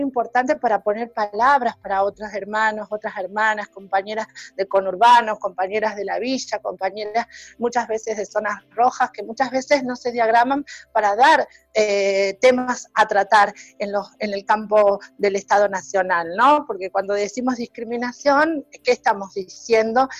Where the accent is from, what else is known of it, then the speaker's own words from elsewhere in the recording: Salta, Argentina; now in Buenos Aires, Argentina; yo como salteña, como norteña